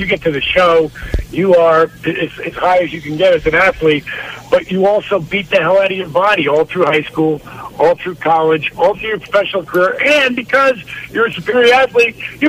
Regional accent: New Jersey, United States; now in Atlanta, United States; Considering I grew up in New Jersey?

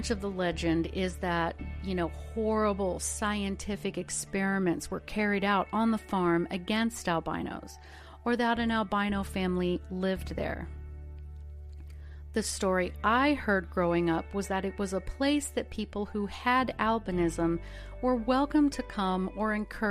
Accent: Ozark Mountains, the Ozarks, United States; I am from the Ozark Mountains

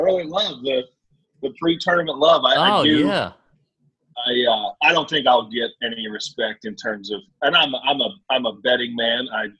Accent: Overland Park, Kansas, United States; now in Dallas, United States; Camden, New Jersey, I reside in Dallas, and my hometown is Overland Park, Kansas.

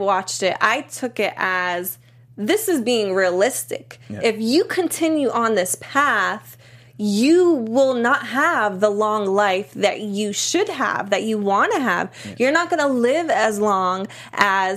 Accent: Boston, Massachusetts, United States; I'm from Boston

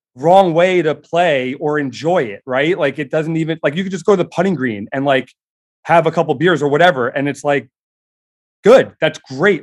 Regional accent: Long Island, New York, United States; growing up in New York, uh, on Long Island, uh, particularly

